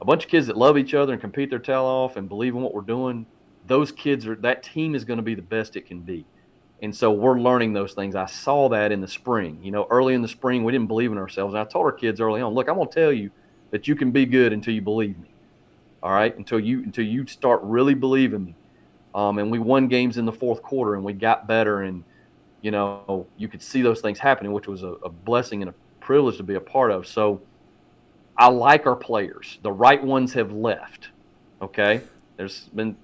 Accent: Georgia, United States; moved away as an adult; my father was a high school coach in Georgia for over 30 years. So this is how I grew up. I'm back in my home state

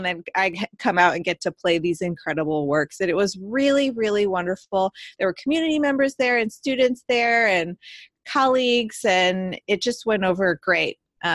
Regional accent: Mississippi, United States; I did a recital at University of Southern Mississippi, my home base, my hometown crowd.

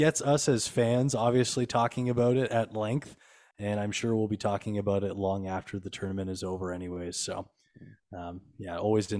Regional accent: London, Ontario, Canada; moved away as an adult; now in Kitchener, Canada; So when I was a kid growing up in London, yes, you know, London Knights fan here.

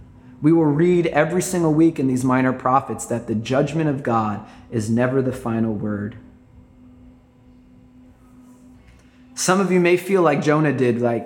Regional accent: New York, United States; I grew up in New York, and I tell everybody I'm a New York mutt.

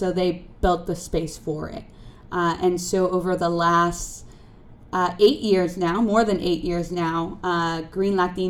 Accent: Los Angeles, California, United States; moved away as an adult; now in Washington, D.C., United States; I was born and raised to a single mother in East LA.

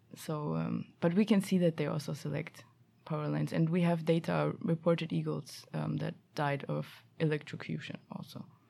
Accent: Germany; also born or lived in Stockholm, Sweden; now in Sweden; I'm f, originally from Germany

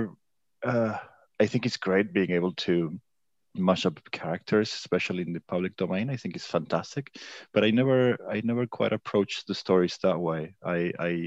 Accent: Buenos Aires, Argentina; moved away as an adult; now in Paris, France; I'm living in Paris now. I'm originally from Buenos Aires, Argentina.

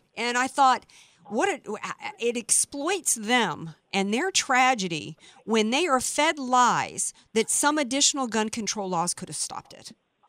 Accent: the South, United States; I grew up in the South.

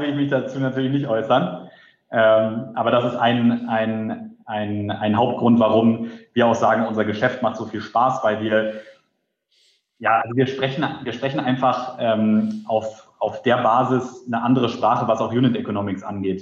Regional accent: Berlin, Germany; bin gebürtiger Berliner

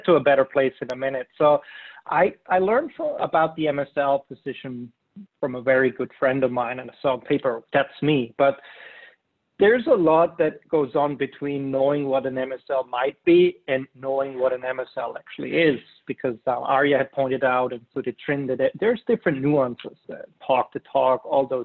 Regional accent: Germany; moved away; I'm from Germany.

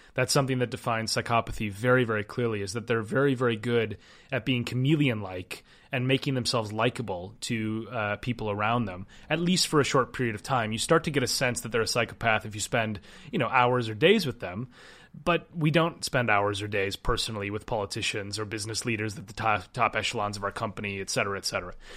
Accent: Minneapolis, Minnesota, United States; I grew up skiing. I'm, I'm from Minnesota. I grew, I started skiing when I was three, and my high school sport was downhill ski racing.

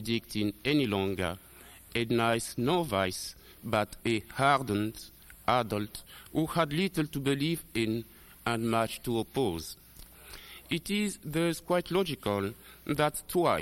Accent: DR Congo; moved away; also born or lived in Rwanda; I was born in Zaire in 1941.

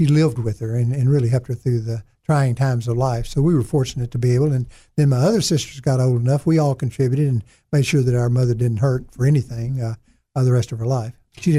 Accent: the Arkansas Delta, United States; also born or lived in Brinkley, Arkansas / Clarendon, Arkansas / West Helena, Arkansas / Wynne, Arkansas; being extremely poor and growing up in the Delta was a good combination to help me grow and help me mold myself and become a better person and perhaps a stronger person than I would have been otherwise.

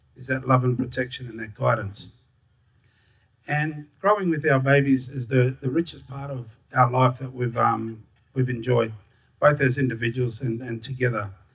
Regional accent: Darwin, Northern Territory, Australia; I was born and raised in Larrakia land in Darwin, just down the road at the old hospital.

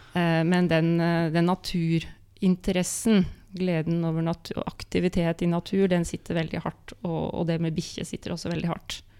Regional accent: Molde, Møre og Romsdal, Norway; da jeg ble født i 72 i Molde

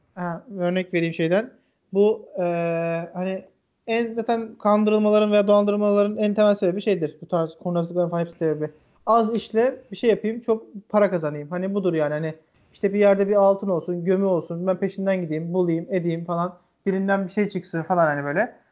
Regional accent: Erzincan, Turkey; bizim şimdi Erzincanlıyım ben. Babam da, e, orada bir köyünden işte Erzincan'ın

